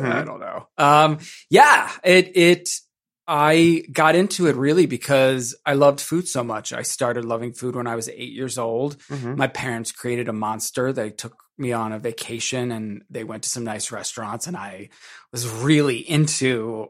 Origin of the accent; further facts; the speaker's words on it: Maryland, United States; moved away; also born or lived in Atlanta; I'm from Maryland